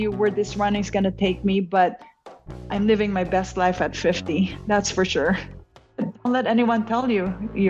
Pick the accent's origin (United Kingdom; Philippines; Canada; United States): Philippines; I just turned 50 years old last April 4th, and I'm a nurse and the first Filipina to do the World Marathon Challenge.